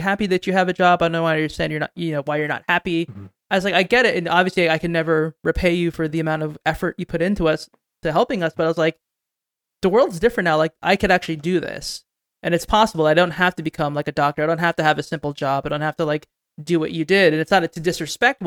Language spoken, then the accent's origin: English; New Jersey, United States; I grew up in New Jersey, about 20 minutes from the city.